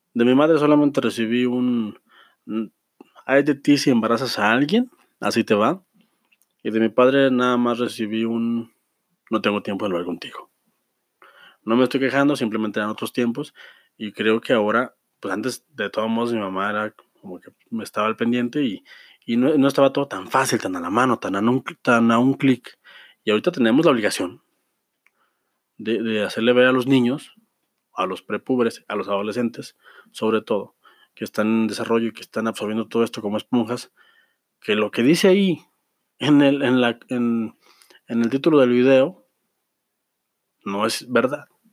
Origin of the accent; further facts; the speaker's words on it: Mexico; Somos adultos, somos, somos ciudadanos de, de México